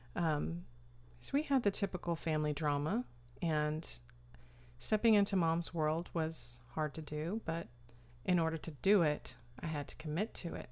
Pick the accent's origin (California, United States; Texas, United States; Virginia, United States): Texas, United States; Austin; also born or lived in New York / San Antonio, Texas; Austin, Texas, where we've been ever since